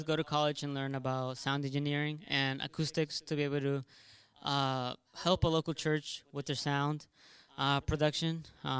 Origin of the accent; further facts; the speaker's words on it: Plano, Texas, United States; moved away; I'm from Plano, Texas.